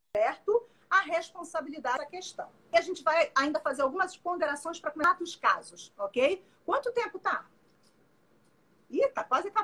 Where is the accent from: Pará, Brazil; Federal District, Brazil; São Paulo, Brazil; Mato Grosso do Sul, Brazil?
Pará, Brazil; moved away as an adult; now in Rio de Janeiro, Brazil; eu sou paraense, moro no Rio, mas sou paraense e, e, e morava nessa, nessa, época lá